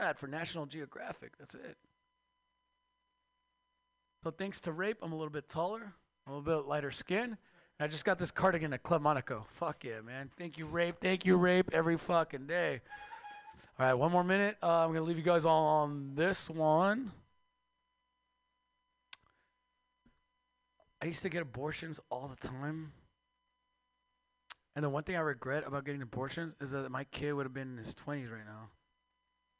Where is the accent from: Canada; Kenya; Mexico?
Mexico; now in United States; I am Mexican from Mexico